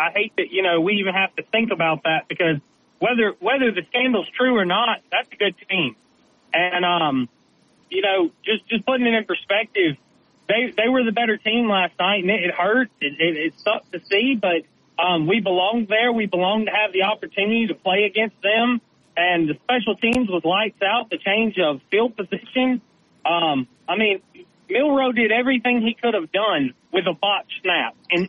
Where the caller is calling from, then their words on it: Gulf Shores, Alabama, United States; I'm calling you from Gulf Shores.